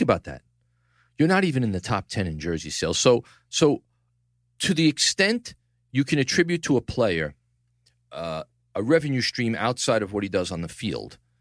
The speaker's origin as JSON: {"language": "English", "town": "New York City", "region": "New York", "country": "United States", "tie": "born or raised there"}